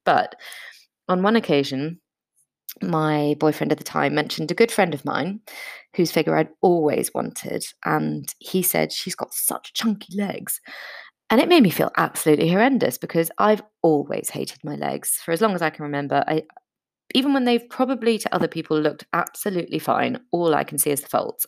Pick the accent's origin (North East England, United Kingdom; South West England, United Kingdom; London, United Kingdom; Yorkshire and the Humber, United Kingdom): London, United Kingdom; I was born in London to an Austrian mother and a very British father